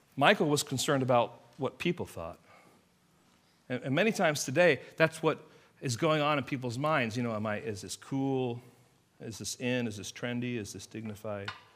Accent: England, United Kingdom; moved away; I am from England. I grew up in England

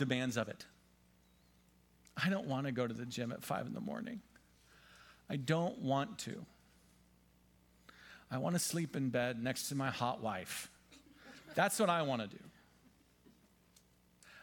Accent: Pennsylvania, United States; I'm from Pennsylvania

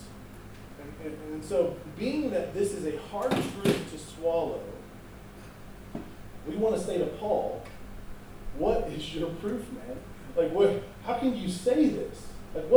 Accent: United States; we're American

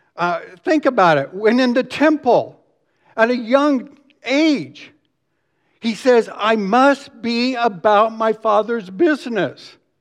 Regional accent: Dallas, Texas, United States; I grew up here in Dallas

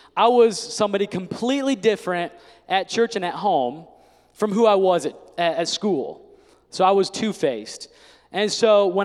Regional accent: Indiana, United States; I grew up in Indiana

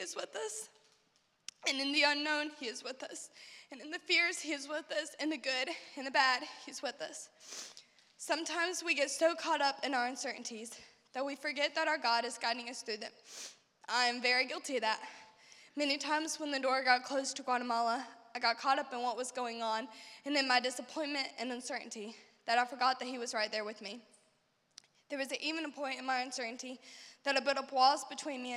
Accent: Shelby, United States; here in my hometown.

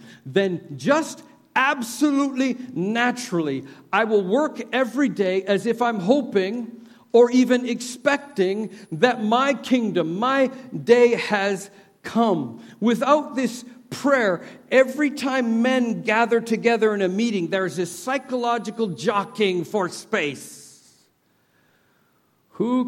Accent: Canada; moved away; I'm from Canada. I grew up with the sun never sets on the British Empire

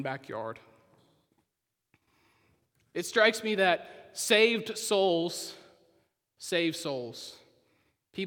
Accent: Poteau, Oklahoma, United States; moved away; I'm from Poto, Oklahoma, a town most of you, probably all of you, have never heard

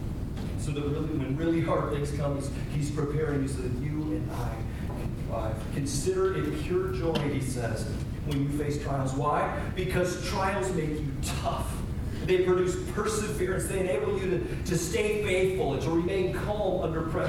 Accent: United States; we as the American church and we as American churchgoers

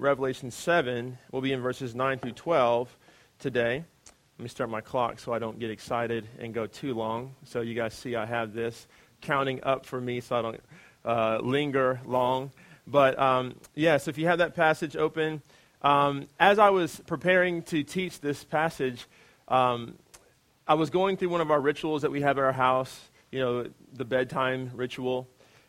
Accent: United States; as an American

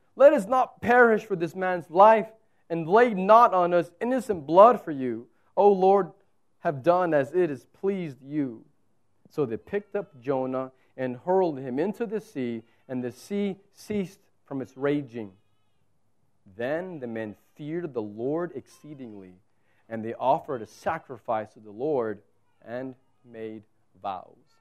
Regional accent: South Texas, United States; moved away; I'm from South Texas where it's like here it's desert

